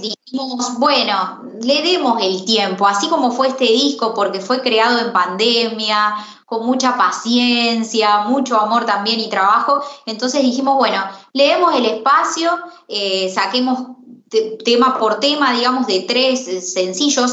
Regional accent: La Pampa, Argentina; moved away as an adult; now in Córdoba, Argentina; me crié en esa mezcolanza de, bueno, de música argentina y a los ocho años empecé a cantar. Y empecé a cantar, bueno, la típica, viste, en los actos de la escuela, que las maestras, los amiguitos, eh, ahí te invitan a cantar. Y bueno, y así empecé en las peñas también, allá en La Pampa

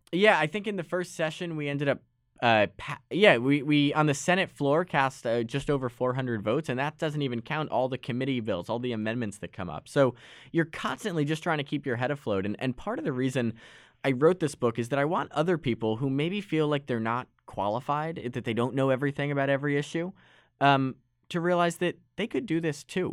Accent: Westport, Connecticut, United States; in my hometown of Westport

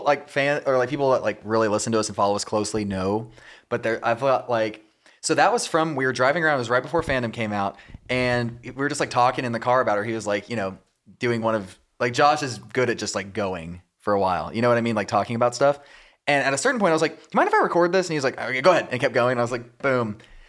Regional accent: Texas, United States; I'm from Texas.

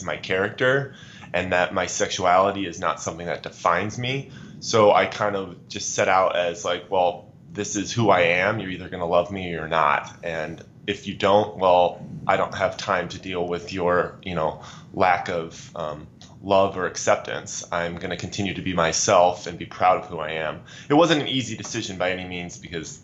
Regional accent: Pierce, Nebraska, United States; I'm from a small farm community in northeast Nebraska called Pierce, Nebraska

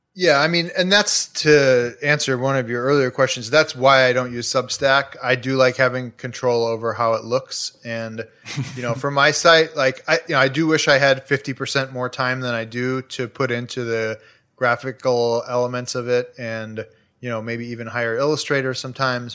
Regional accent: Chicago, Illinois, United States; now in Los Angeles, United States; I grew up in Chicago, like, two blocks from a twenty-four hour C

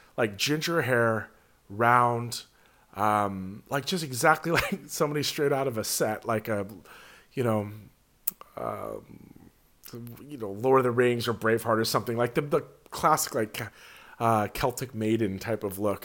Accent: California, United States; as a Californian

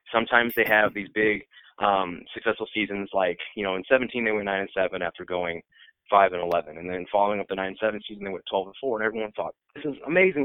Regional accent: Iowa, United States; I'm born and raised in Iowa

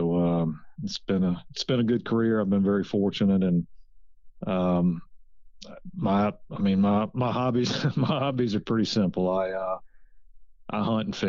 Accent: Virginia, United States; moved away as an adult; also born or lived in Mississippi / Louisiana; now in Georgia, United States; I grew up in Virginia, just a suburban kid that hunted with his dad on the weekends

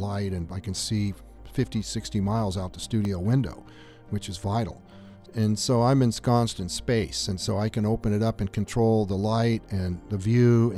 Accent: Southern California, United States; also born or lived in Australia; now in Tucson, United States; I grew up in Southern California deserts.

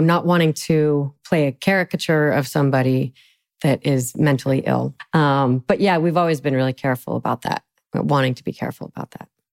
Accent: Salt Lake City, Utah, United States; I'm from Salt Lake City

